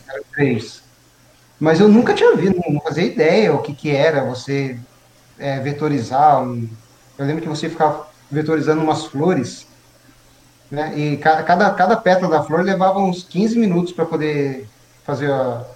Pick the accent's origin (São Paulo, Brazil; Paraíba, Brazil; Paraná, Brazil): São Paulo, Brazil; Mogi das Cruzes; eu nasci em Biritibu Sul, né? Uhum. Eu nasci em Mogi, na verdade, mas a minha família morava em Biritibu Sul.